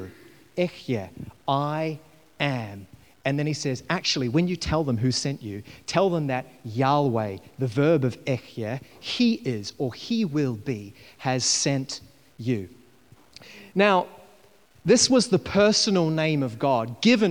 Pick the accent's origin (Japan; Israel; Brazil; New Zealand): New Zealand; I was growing up in New Zealand, and I was about 17 years old